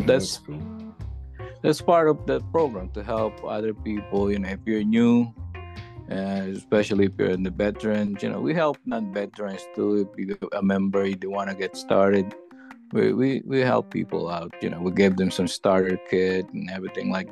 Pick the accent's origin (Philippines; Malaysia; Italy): Philippines; moved away as an adult; now in Connecticut, United States; I was born in the Philippines. I came here in the U.S.